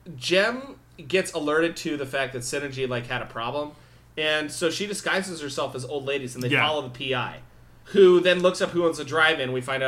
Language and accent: English; Orange County, Southern California, United States; … and I grew up here in Orange County in Southern California.